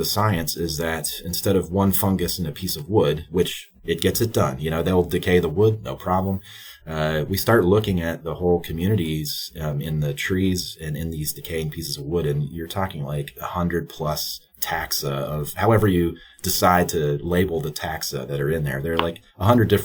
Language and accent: English; West Virginia, United States; now in Minnesota, United States; I grew up in West Virginia.